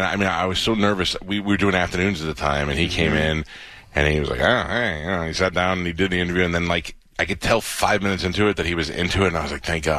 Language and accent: English; New York, United States; I grew up in New York, so it was on the local Fox 5 channel.